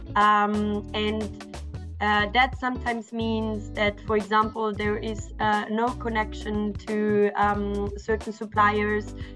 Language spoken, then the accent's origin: English; Austria; English is a second language; moved away; I'm originally from Austria